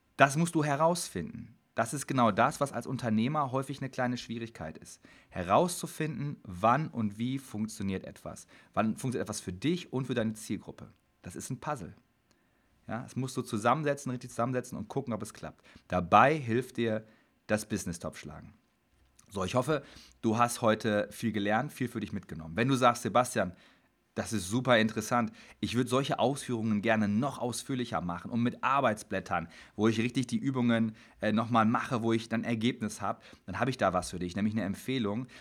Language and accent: German; Dortmund, North Rhine-Westphalia, Germany; Ich komme aus Dortmund